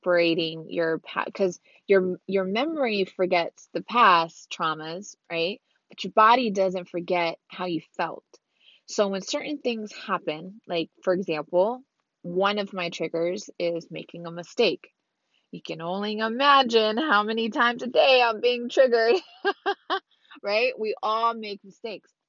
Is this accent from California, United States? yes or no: yes; Orange County, California, United States; I'm from Orange County, California. All over Orange County that I know of. Born and raised in Orange County